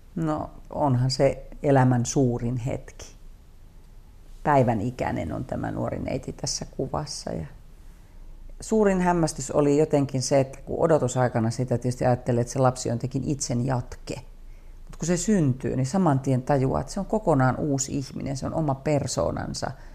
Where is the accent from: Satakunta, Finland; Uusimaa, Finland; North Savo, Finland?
North Savo, Finland; Kuopio; moved away; also born or lived in Savonlinna / Imatra / Eastern Finland; Kuopioon sitten päädyttiin niin, että siellä mä oon niin käynyt suurimman osan kouluista ja Kuopio on semmoinen henkinen kotikaupunki.